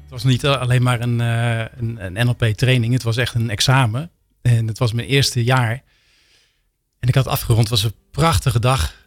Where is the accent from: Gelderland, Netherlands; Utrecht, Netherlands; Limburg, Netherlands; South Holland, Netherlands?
South Holland, Netherlands; Rotterdam; In Rotterdam, delshaven